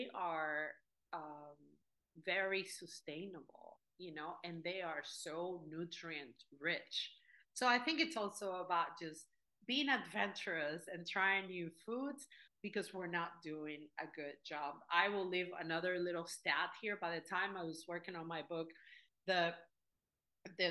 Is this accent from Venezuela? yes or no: yes; Venezuela; moved away; I come from Venezuela, formerly the third largest producer of oil in the world